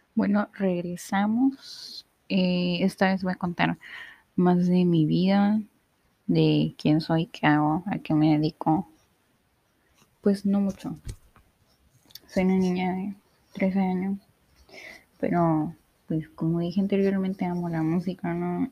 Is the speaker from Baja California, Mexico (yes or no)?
yes; Ensenada, Baja California, Mexico; soy una chica de Ensenada, México